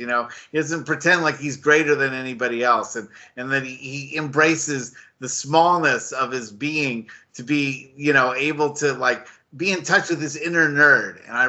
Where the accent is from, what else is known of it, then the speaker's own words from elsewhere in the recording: Marin County, California, United States; Now I'm from Marin County